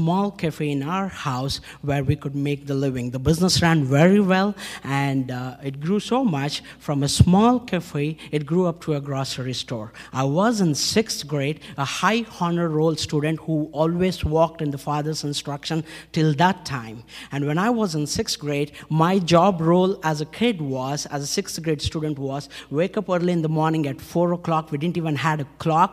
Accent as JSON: {"language": "English", "town": "Hyderabad", "region": "Telangana", "country": "India", "said": "I come from India, city of Hyderabad, Andhra Pradesh, born in a Hindu family"}